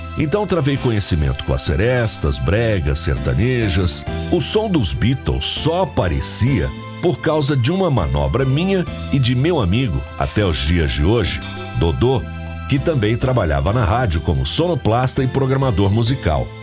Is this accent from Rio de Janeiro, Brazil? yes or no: no; São Joaquim da Barra, São Paulo, Brazil; also born or lived in Ituverava; nasci em Ituverava, cidade próxima, mas foi em São Joaquim que vivi desde os nove meses de idade. Portanto, sempre me referi a São Joaquim como sendo a minha cidade natal.